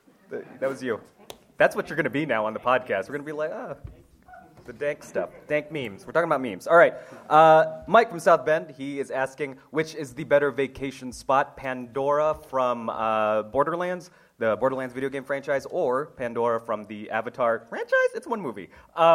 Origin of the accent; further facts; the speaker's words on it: Philippines; And as a Filipino guy, I gotta sing.